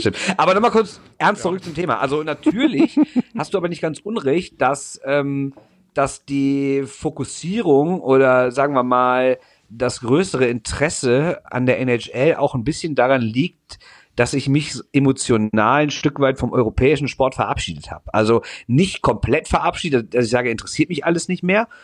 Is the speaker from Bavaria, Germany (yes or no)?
no; Düsseldorf, North Rhine-Westphalia, Germany; ich bin Düsseldorfer, ich bin als Kind zum ersten Mal klassisch mit Vater an der Hand zur Bremenstraße gegangen